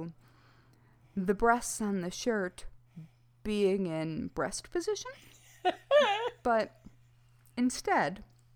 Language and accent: English; Michigan, United States; moved away; also born or lived in Brooklyn, New York; I grew up in Michigan, and that was only driving everywhere